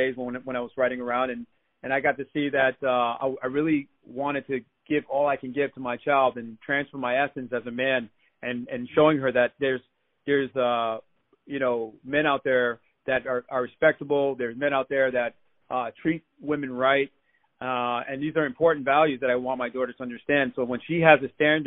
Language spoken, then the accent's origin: English; New York City, New York, United States; I'm originally from New York City, Queens, born and raised.